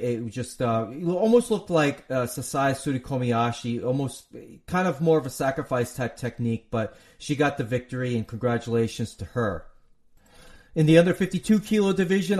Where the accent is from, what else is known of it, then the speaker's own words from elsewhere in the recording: United States; I'm an American